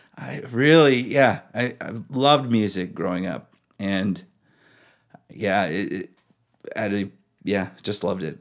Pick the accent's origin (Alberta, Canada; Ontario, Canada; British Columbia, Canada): British Columbia, Canada; Powell River; also born or lived in Alaska; I grew up in a small town called Powell River.